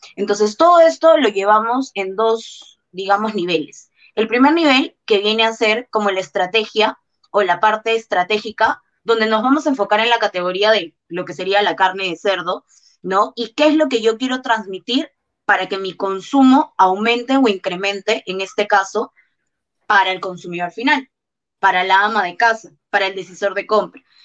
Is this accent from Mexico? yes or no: no; Peru; la mayoría de los que somos peruanos